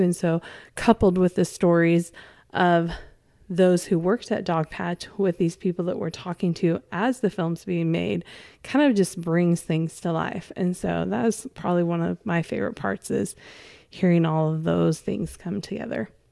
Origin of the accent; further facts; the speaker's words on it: California, United States; now in Arkansas, United States; I didn't grow up in Arkansas and I grew up in California